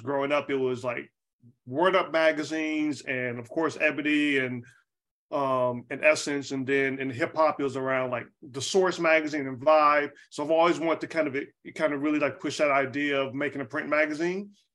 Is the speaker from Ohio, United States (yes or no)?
no; Charlotte, North Carolina, United States; moved away as an adult; also born or lived in Atlanta; now in Oakland, United States; I'm from Charlotte, North Carolina. I grew up in, you know, North Carolina